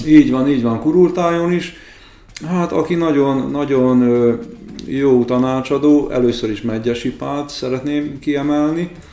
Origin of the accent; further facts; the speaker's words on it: Békés, Hungary; Békés megyei vagyok